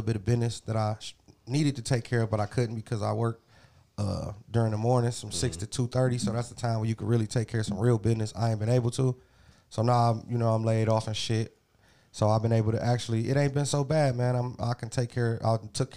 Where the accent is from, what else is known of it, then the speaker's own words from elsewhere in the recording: Cleveland, Ohio, United States; I'm from Cleveland